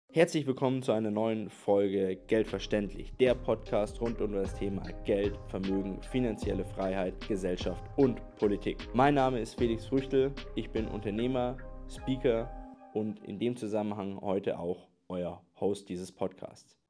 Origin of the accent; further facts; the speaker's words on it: Germany; wir halt über Jahrzehnte als Deutsche